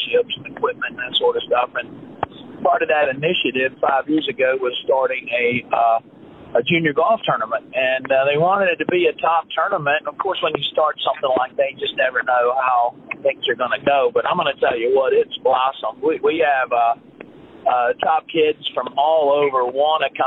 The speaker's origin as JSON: {"language": "English", "region": "South Carolina", "country": "United States", "tie": "born or raised there", "said": "I grew up in South Carolina, the upstate, about 3 hours away."}